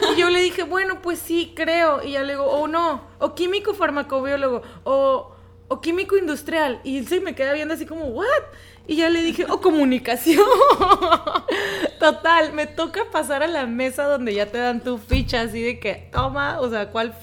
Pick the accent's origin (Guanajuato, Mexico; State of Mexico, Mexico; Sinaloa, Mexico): Sinaloa, Mexico; Los Mochis; also born or lived in Tijuana; nací en Los Mochis, Sinaloa, que es otro, eh, bueno, otro lugar de aquí de México